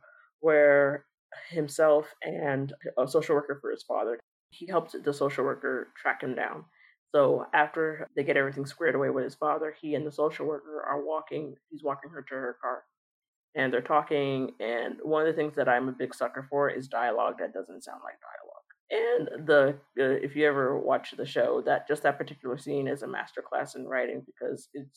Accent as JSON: {"language": "English", "town": "Los Angeles", "region": "California", "country": "United States", "tie": "born or raised there", "said": "I'm born and raised in Los Angeles"}